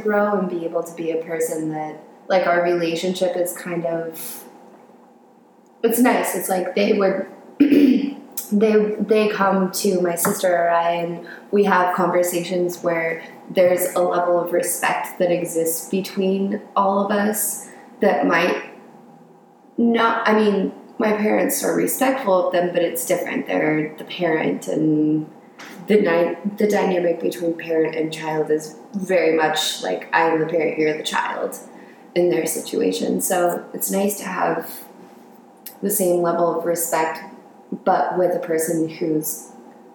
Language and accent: English; Colorado, United States; moved away; also born or lived in Southern California; when I was 9, my dad got a job out in Colorado, so we moved there, and I kind of grew up there.